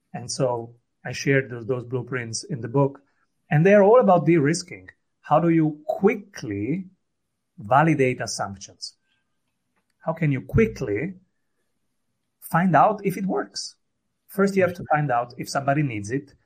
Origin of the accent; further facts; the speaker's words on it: Rome, Lazio, Italy; I am from Rome